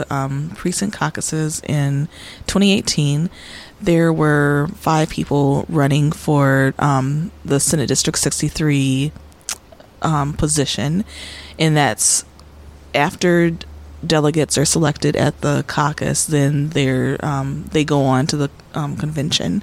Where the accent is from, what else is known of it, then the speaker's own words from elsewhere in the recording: Minneapolis, Minnesota, United States; also born or lived in Chicago, Illinois; I was raised in Minnesota